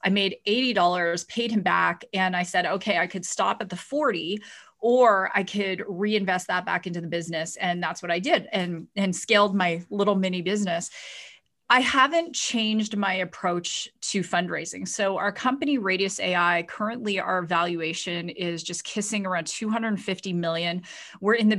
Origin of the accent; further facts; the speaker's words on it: Ontario, Canada; So I grew up in Ontario, and I was actually raised by a single father and a very tough Chinese grandmother. And I grew up in our family restaurant.